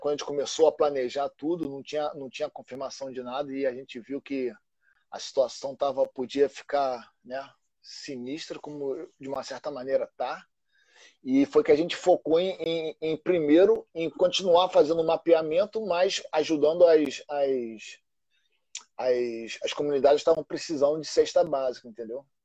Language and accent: Portuguese; Rio de Janeiro, Brazil; E eu cresci ali em Santa Teresa, né? Em Santa Teresa é, é um local bem único no Rio de Janeiro